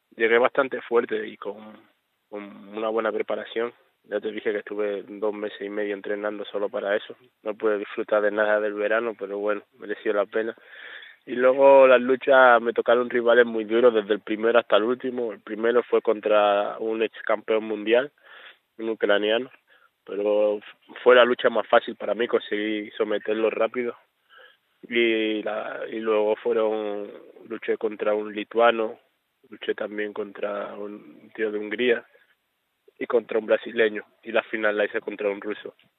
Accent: Melilla, Spain; esta de Melilla, de donde yo soy

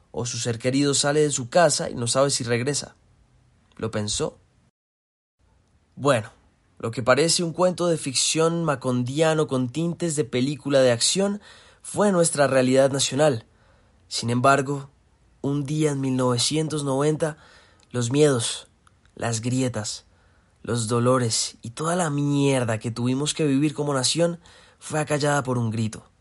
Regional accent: Colombia; estábamos celebrando la misma causa, Colombia, que somos colombianos

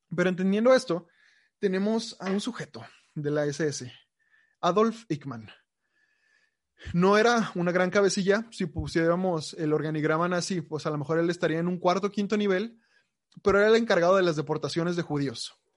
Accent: Mexico; nosotros como mexicanos

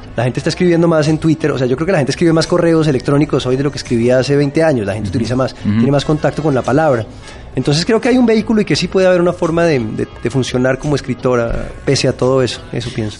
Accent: Bogotá, Colombia; Yo vengo de la capital de Colombia, que es Bogotá

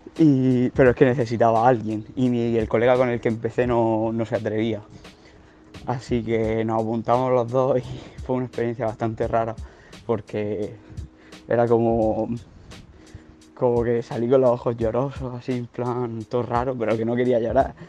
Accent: Murcia, Region of Murcia, Spain; tengo 19 años y soy de Murcia.

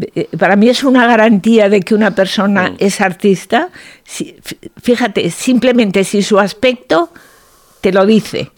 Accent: Zaragoza, Aragon, Spain; also born or lived in Oliete, Teruel; viví en Zaragoza hasta que me casé, pero nací en un pueblo de la provincia de Teruel que se llama Oliete

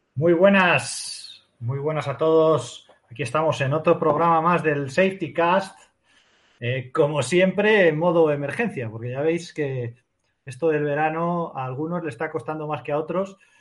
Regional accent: Spain; como español

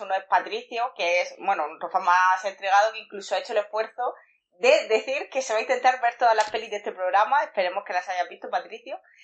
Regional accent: Murcia, Region of Murcia, Spain; yo soy una señora de Murcia

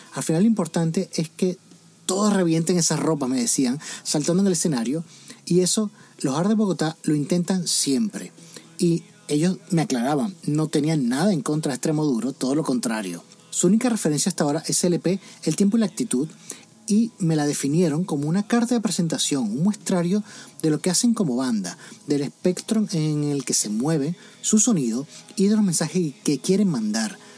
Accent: Murcia, Region of Murcia, Spain; moved away as an adult; yo soy de Murcia

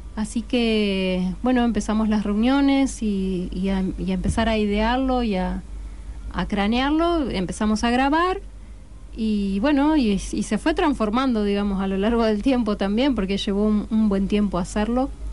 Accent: Paraná, Entre Ríos, Argentina; now in Rosario, Argentina; vamos a presentar el disco en Paraná, por supuesto, de donde soy yo

